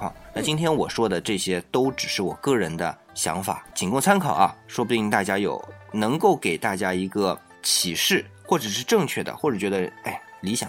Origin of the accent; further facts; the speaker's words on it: China; 那么我们讲到是我们中国人的，但是中国人他还是人嘛